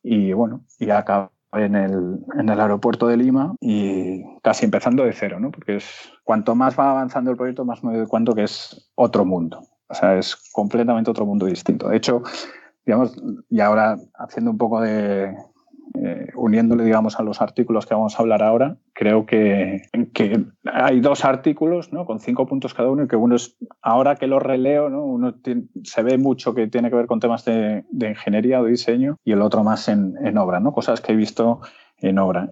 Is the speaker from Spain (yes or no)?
yes; Madrid, Community of Madrid, Spain; moved away as an adult; also born or lived in Seville / Peru / Panama; nací en Madrid en, 1983